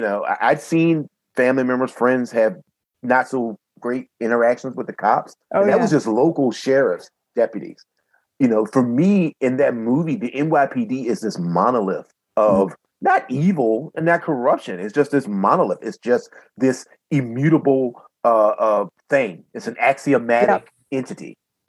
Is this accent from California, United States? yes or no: no; southeastern Virginia, United States; born or raised there